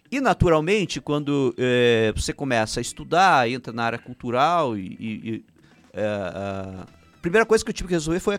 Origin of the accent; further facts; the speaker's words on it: Prudentópolis, Paraná, Brazil; born there; first language Ukrainian; Portuguese is a second language; E eu uh, nasci em Prudentópolis, que é a nossa pequena Ucrânia né, brasileira. Até os 8 anos de idade não falava português, só ucraniano, sou o primeiro filho de 11